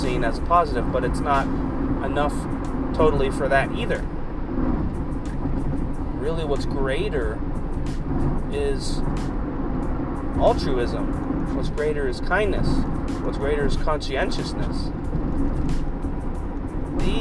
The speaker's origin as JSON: {"language": "English", "region": "Kentucky", "country": "United States", "tie": "born or raised there", "said": "being a guy growing up in Kentucky, that is a polar opposite place to live"}